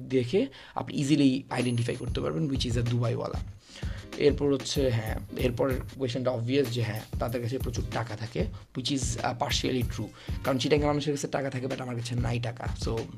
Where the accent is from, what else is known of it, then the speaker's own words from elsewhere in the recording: Chittagong, Chittagong Division, Bangladesh; আমি চট্টগ্রামের